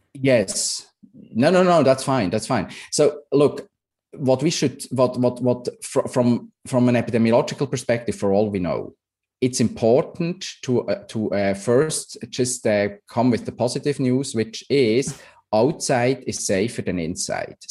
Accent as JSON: {"language": "English", "country": "Switzerland", "moved": "yes", "said": "I'm, I'm from Switzerland originally"}